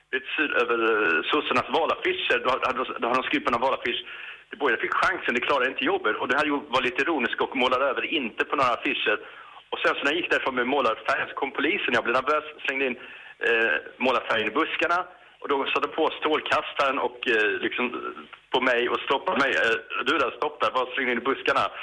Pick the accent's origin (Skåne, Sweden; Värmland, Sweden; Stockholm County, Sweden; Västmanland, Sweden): Skåne, Sweden; Lund; Jag kommer ju från Lund.